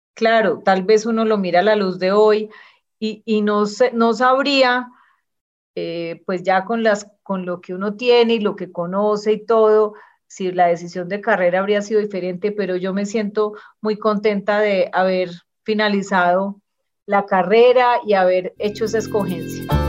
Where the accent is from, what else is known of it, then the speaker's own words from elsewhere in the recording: Medellín, Antioquia, Colombia; yo nací en Medellín, tuve una infancia muy estimulante